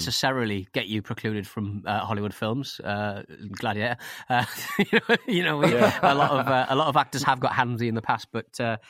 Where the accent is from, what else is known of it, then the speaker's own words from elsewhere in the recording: Scotland, United Kingdom; As a Scot, it makes me extremely angry as to how we were portrayed in this bargain bin rubbish.